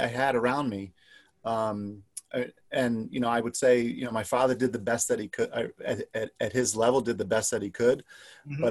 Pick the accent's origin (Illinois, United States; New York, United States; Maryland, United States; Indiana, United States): New York, United States; New York City; now in Rochester, United States; I grew up in New York City